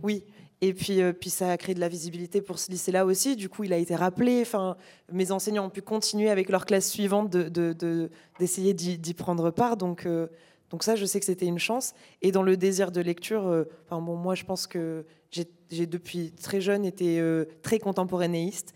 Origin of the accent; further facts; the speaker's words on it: Narbonne, Occitania, France; moved away; je venais d'un tout petit lycée de province